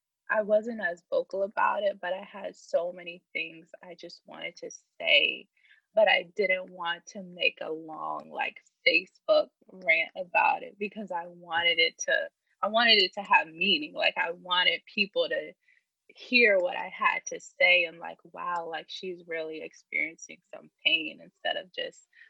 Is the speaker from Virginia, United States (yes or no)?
yes; Richmond, Virginia, United States; I'm from Richmond, Virginia, born and raised.